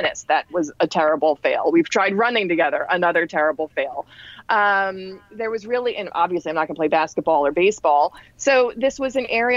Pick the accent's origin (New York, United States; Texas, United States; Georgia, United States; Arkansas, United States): New York, United States; New York City; now in New Jersey, United States; I grew up in New York City. I grew up in Manhattan.